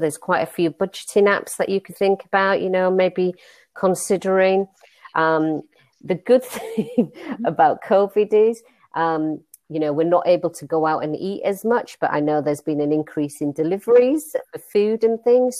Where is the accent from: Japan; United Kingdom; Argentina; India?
India; Hey, I'm Indian. I cook curry, so everybody loved curry.